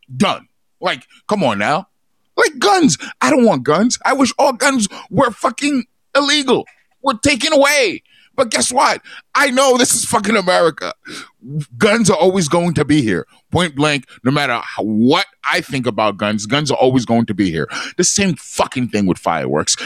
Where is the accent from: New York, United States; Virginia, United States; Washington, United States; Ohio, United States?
New York, United States; now in Long Beach, United States; growing up in New York